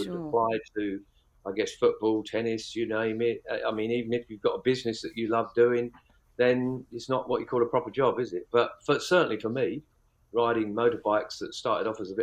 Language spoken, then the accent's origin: English; west of Cambridge, East of England, United Kingdom; also born or lived in Isle of Man; about 8 miles from west of Cambridge is where I was born and bred, lived here most of my life, spent 10 years living in the Isle of Man, but then back to home grounds.